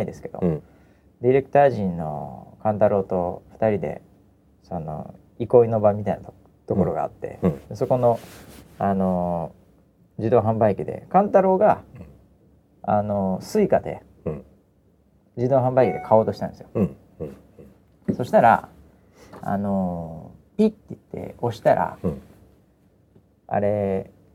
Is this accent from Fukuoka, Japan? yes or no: no; Hokkaido, Japan; moved away; 北海道は自分の地元。